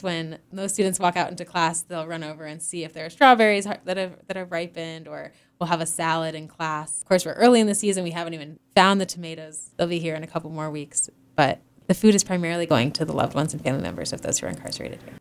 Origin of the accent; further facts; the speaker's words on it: Northeast, United States; moved away as an adult; also born or lived in Hawaii; now in Massachusetts, United States; I'm originally from the Northeast, and so it's, it's nice to be back in the Connecticut River Valley